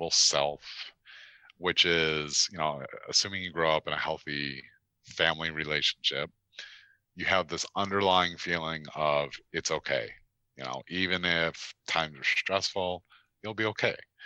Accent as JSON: {"language": "English", "town": "Chicago", "region": "Illinois", "country": "United States", "tie": "born or raised there", "also_born_or_lived": "Baltimore area", "moved": "as an adult", "said": "I relocated from Chicago, which is where I'm originally from and grew up, from Chicago out to the Baltimore area in 2008"}